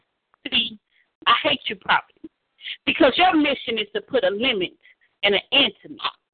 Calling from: Dallas, Texas, United States; I am calling from Dallas.

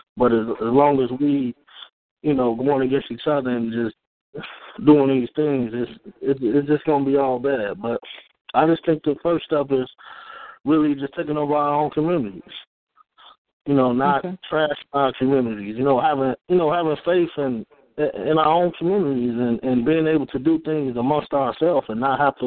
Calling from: Chicago, Illinois, United States; I'm calling from Chicago

